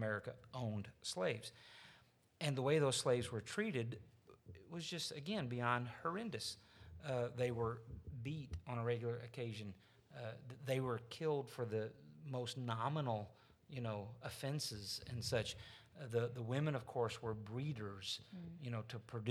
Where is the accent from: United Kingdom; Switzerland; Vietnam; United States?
United States; Arkansas; I'm from Arkansas. I'm a Southerner.